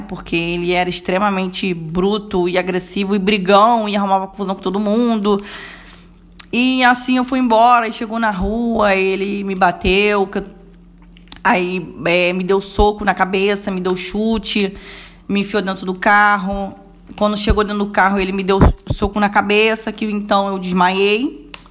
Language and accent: Portuguese; Rio de Janeiro, Brazil; vim de Bangu mesmo